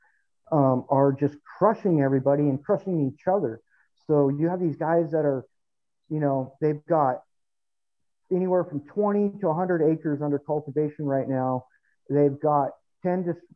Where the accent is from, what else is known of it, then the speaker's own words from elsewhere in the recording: Southern California, United States; now in Fresno, United States; originally SoCal